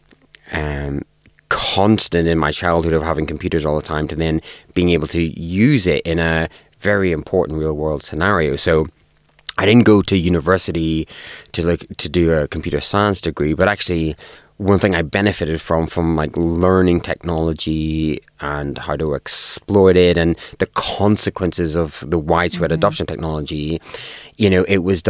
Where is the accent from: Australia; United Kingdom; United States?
United Kingdom; Northern Ireland; I grew up in Northern Ireland, and I grew up in Northern Ireland during the Troubles